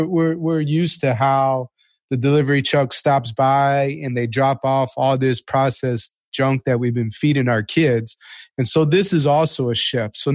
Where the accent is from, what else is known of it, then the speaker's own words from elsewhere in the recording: Chicago, Illinois, United States; I'm from Chicago